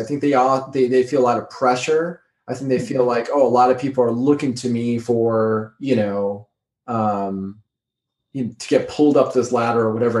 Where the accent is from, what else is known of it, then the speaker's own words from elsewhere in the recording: Chicago, Illinois, United States; I'm from Chicago.